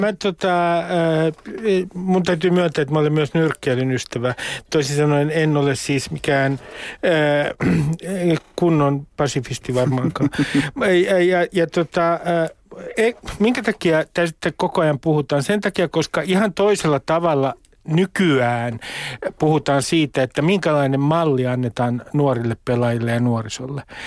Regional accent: Nummi-Pusula, Uusimaa, Finland; moved away; Nummi Pusulassa 70 kilometriä kilometrin päässä Helsingistä, niin meillähän oli IFK-takit päällä. 70-luvulla siellä keskellä maaseutua

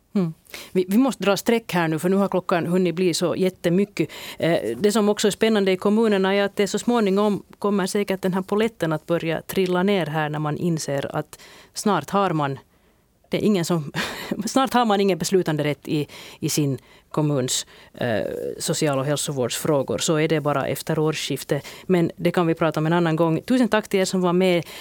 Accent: Turku, Southwest Finland, Finland; jag som Åbobo

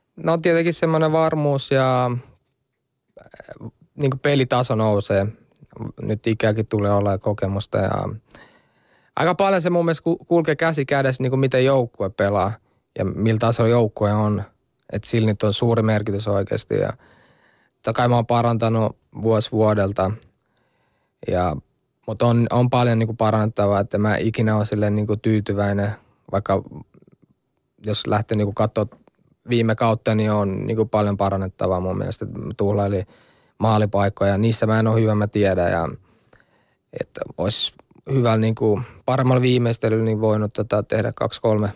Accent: Finland; also born or lived in Kosovo; now in Italy; mä oon suomalainen

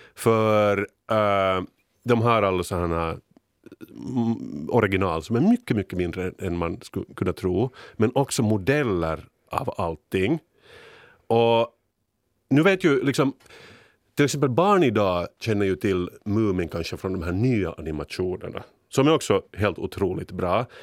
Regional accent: Finland; som vi finländare

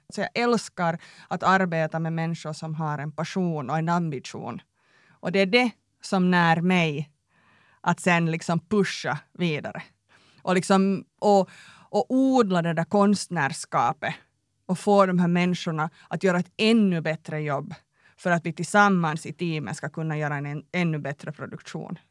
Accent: Tenala, Uusimaa, Finland; moved away; jag är uppväxt i Tenala, liten by.

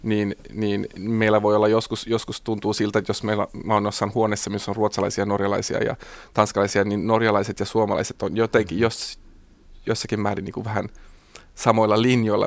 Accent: Jakobstad, Ostrobothnia, Finland; now in Helsinki, Finland; Pietarsaarta, missä mä oon kotoisin

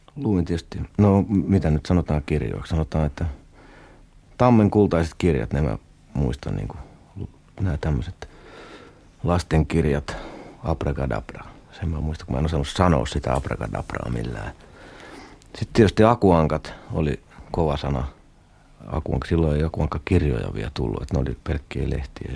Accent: Kangasala, Pirkanmaa, Finland; also born or lived in Vahto, Turku area, Finland; mehän tultiin niinku Turusta, eli sieltä Vahdolta tänne

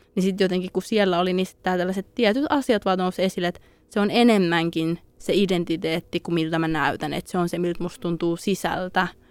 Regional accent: Finland; Suomessa kasvaessa

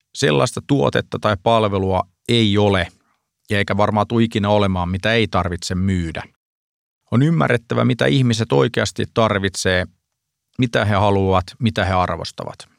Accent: Pori, Satakunta, Finland; moved away; Olen kotoisin Porista

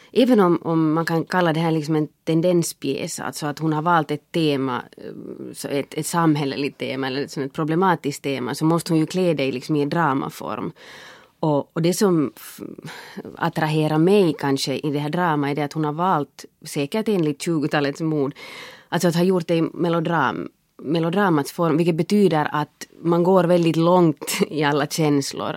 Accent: Finland; jag är finlandssvensk

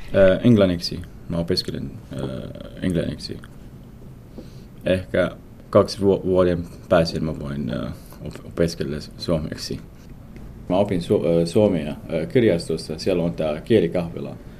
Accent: Mosul, Nineveh, Iraq; Finnish is a second language; moved away as an adult; now in Espoo, Finland; جئت من العراق إلى فنلندا قبل سنتين

